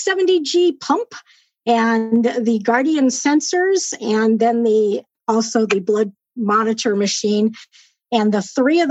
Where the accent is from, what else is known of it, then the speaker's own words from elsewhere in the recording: Southern California, United States; moved away as an adult; I was born and raised in Southern California. And moved up here 6 years ago